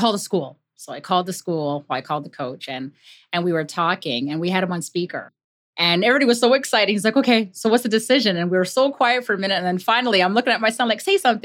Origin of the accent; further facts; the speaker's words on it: Canada; we're from Canada